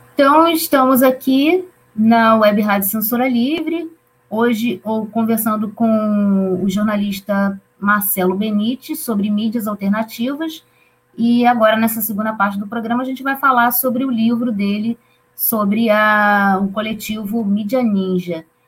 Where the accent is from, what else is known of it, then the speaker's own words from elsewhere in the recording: Campos dos Goytacazes, Rio de Janeiro, Brazil; que fica na minha cidade natal, campus dos Goitacazes